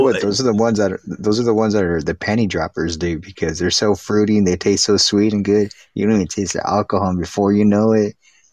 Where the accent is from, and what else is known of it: Texas, United States